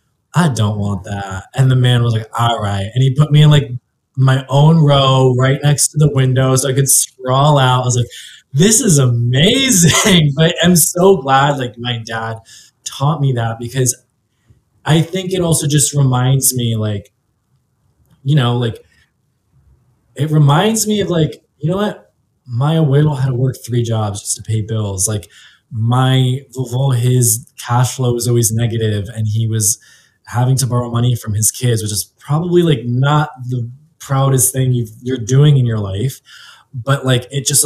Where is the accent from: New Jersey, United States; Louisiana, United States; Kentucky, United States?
New Jersey, United States; I mean, I grew up in Jersey. So it's like Italian Central.